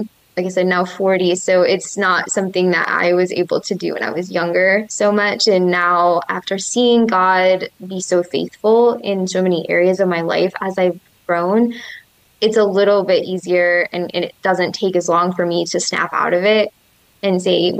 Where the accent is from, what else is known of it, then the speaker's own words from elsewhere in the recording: Michigan, United States; moved away as an adult; also born or lived in Florida; I grew up in Michigan, but I lived in Florida for 5 years